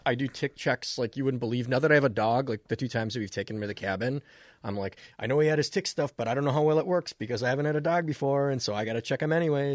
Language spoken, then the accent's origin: English; Minnesota, United States; you learn as a Minnesotan